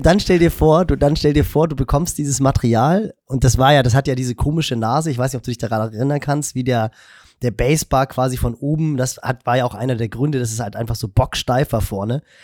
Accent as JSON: {"language": "German", "region": "Hamburg", "country": "Germany", "tie": "born or raised there", "said": "ich bin im Norden von Hamburg groß geworden"}